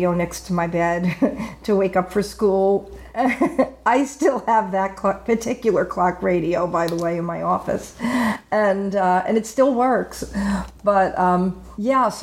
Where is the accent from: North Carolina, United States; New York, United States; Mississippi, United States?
New York, United States; Long Island; moved away; also born or lived in Florida; I grew up in New York on Long Island